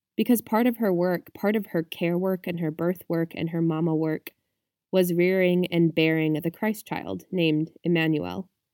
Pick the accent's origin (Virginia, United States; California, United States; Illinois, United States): Virginia, United States; my home state of Virginia